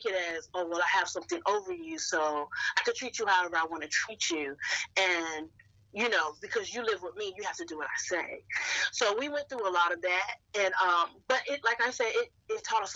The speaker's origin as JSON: {"language": "English", "region": "North Carolina", "country": "United States", "tie": "born or raised there", "moved": "as an adult", "lives_now": "Woodbridge, United States", "said": "I am originally from North Carolina, lived in North Carolina all my life up until 2019."}